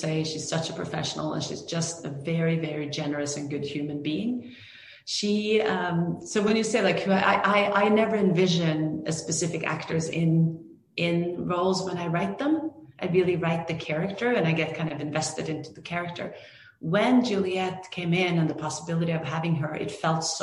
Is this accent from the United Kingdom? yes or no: no; Norway; moved away as an adult; also born or lived in Greenwood, Indiana / New York / Los Angeles; now in United States; I grew up in Norway